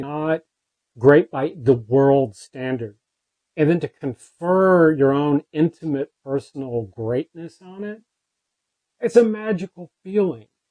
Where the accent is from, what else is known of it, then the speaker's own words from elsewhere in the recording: the South, United States; As an American male growing up in the time period of like the 80s and the 90s, kind of from the South